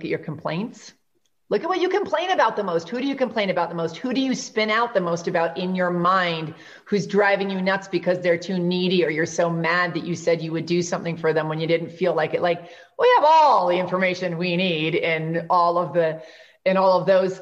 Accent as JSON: {"language": "English", "region": "New York", "country": "United States", "said": "I'm from New York"}